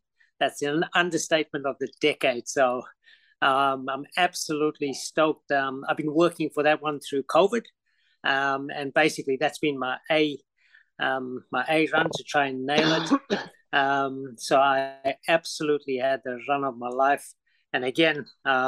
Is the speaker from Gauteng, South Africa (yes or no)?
no; Durban, KwaZulu-Natal, South Africa; moved away as an adult; now in Brisbane, Australia; I was born in Durban, South Africa. Lived there obviously for most of my life, and yeah, we immigrated 22 years ago in 2000.